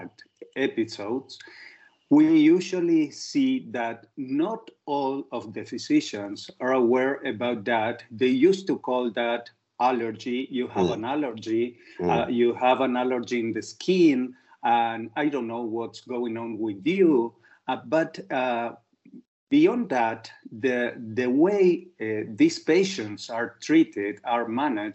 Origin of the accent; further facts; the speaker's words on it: Argentina; I'm a specialist in allergy from Argentina